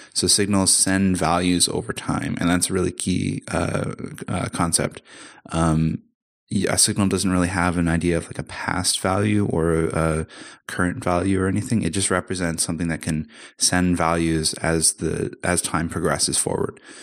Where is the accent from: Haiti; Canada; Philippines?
Canada; now in Amsterdam, Netherlands; I'm Canadian, but I'm living in Amsterdam at the moment